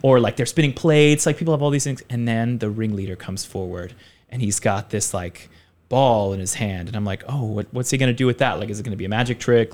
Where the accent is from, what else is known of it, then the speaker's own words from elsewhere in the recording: Richmond, Virginia, United States; moved away as an adult; now in Taipei, Taiwan; I'm from Richmond, Virginia, which is actually a pretty, like, there's a lot of film work happening there